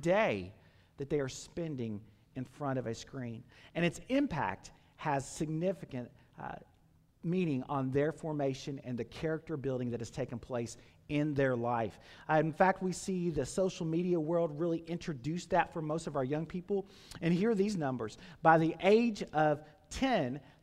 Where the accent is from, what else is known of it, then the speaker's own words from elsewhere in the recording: Campbellsville, Kentucky, United States; I grew up in Taylor County. Camelsville is my hometown, and grew up on a farm out in that area